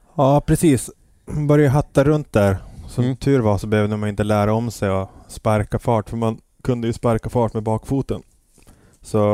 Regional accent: Piteå, Norrbotten County, Sweden; also born or lived in Los Angeles, United States / New York, United States; now in Stockholm, Sweden; Jag är uppvuxen i Piteå

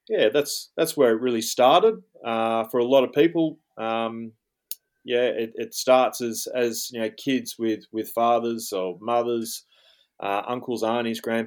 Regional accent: Tamworth, New South Wales, Australia; now in Jindabyne, Australia; I grew up in the northwest New South Wales, up in Tamworth, famously known as the Country Music Festival or Country Music Capital of Australia

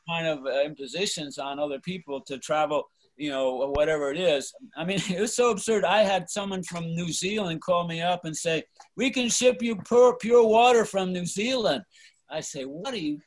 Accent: East Coast, United States; moved away as an adult; now in Mendocino County, United States; I grew up on the East Coast and, you know, then came out here in the summer of love

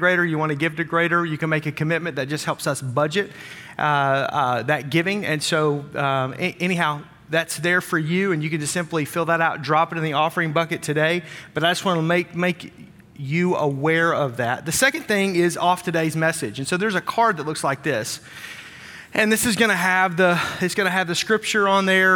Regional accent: Wisconsin, United States; We're from Wisconsin

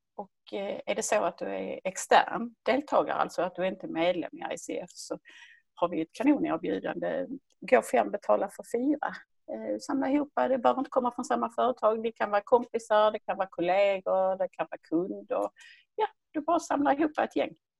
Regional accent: Höllviken, Skåne, Sweden; ni hör ju var jag kommer ifrån. Jag kommer från Skåne, närmare bestämt från Höllviken som ligger söder om Malmö

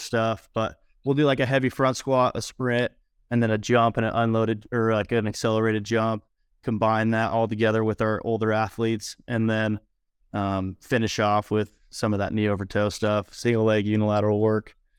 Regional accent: Idaho, United States; finally moved back to my hometown in Idaho

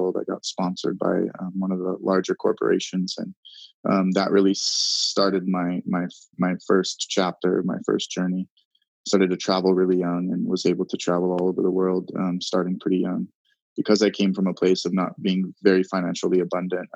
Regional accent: Hawaii, United States; I was born and raised in Hawaii.

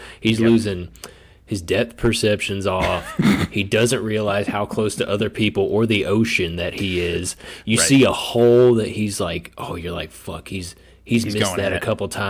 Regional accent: United States; as an American

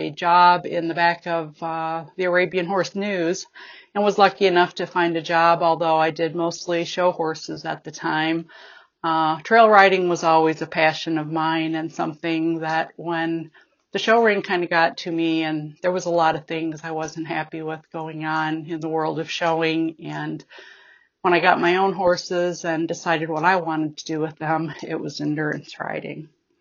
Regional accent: Midwest, United States; I'm from the Midwest region

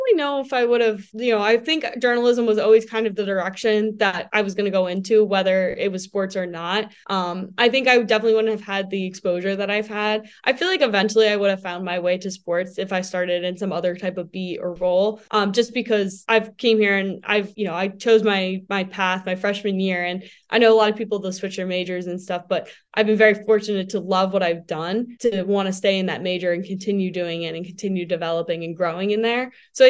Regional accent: East Coast, United States; Because I mean, we're from the East Coast.

